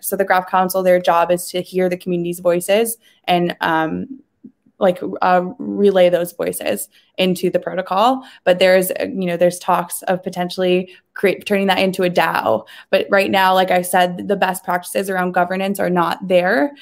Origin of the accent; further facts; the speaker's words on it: Ohio, United States; I grew up in Ohio